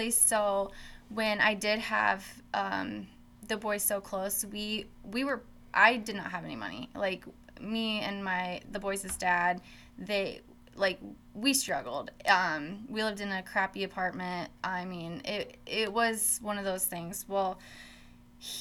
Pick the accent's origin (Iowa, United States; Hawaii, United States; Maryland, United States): Iowa, United States; Oskaloosa; also born or lived in Des Moines, Iowa; now in Carroll, United States; I actually did not grow up here in Carroll. I grew up in Oskaloosa, Iowa